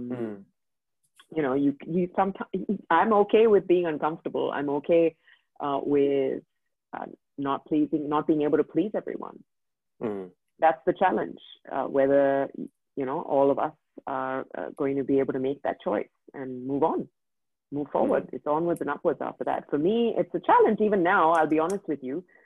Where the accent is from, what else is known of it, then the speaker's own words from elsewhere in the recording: India; first language English; moved away as an adult; now in Dubai, United Arab Emirates; I grew up in India. And I grew up there for 23 years of my life. Cannot speak any other language except English.